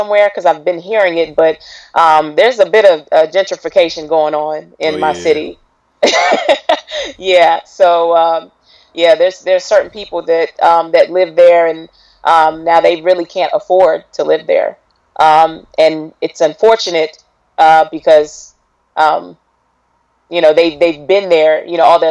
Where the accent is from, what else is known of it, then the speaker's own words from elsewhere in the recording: Raleigh, North Carolina, United States; I'm from Raleigh, North Carolina